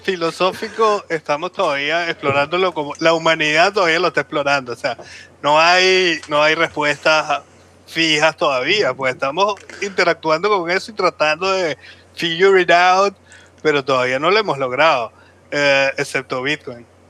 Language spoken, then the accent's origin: Spanish; Venezuela; somos venezolanos